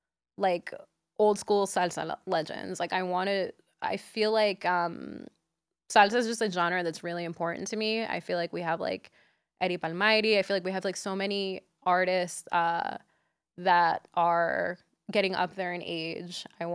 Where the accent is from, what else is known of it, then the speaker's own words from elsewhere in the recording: Nicaragua; because I'm from Nicaragua, I feel like mine is gallo pinto.